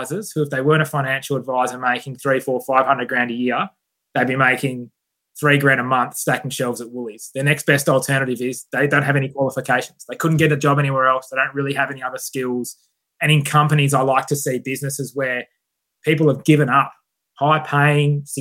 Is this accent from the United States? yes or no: no; Perth, Western Australia, Australia; I'm from Scarborough in Perth